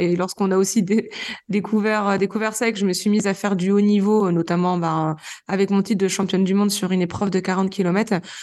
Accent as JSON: {"language": "French", "region": "Normandy", "country": "France", "tie": "born or raised there", "also_born_or_lived": "Réunion / Lozère", "moved": "as an adult", "lives_now": "Mende, France", "said": "je suis originaire de Normandie, bon, je le précise parce que j'ai quand même vécu la plus grande partie de ma vie jusqu'à mes 25 ans en Normandie."}